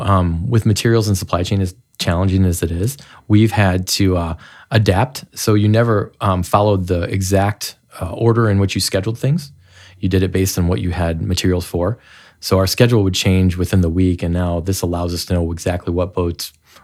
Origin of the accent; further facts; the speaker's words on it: Goshen, Indiana, United States; also born or lived in Chicago; Well, I grew up here. I grew up in Goshen, and my wife grew up in Toledo, and we both came back here after a college and a stint in Chicago.